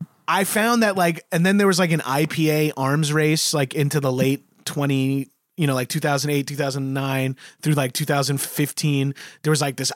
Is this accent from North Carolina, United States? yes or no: no; Long Island, New York, United States; on Long Island in my hometown